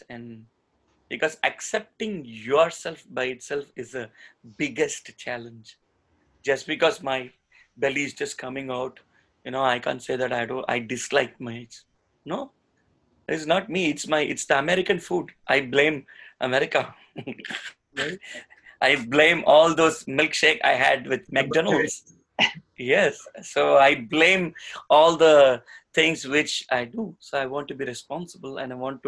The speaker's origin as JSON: {"language": "English", "country": "India", "said": "I'm an Indian"}